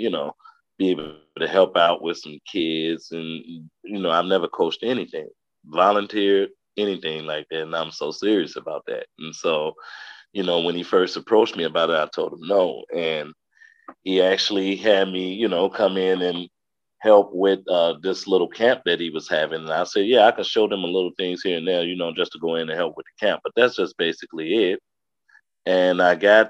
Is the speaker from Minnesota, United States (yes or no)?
no; Madison, Wisconsin, United States; also born or lived in Chicago, Illinois; I was born in Chicago, but I lived out here in Madison like the majority of my life, graduated from Madison East in 1996